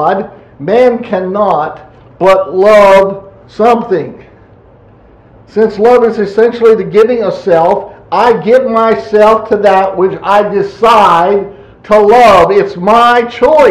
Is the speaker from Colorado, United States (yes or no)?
no; Pennsylvania, United States; moved away; I'm from Pennsylvania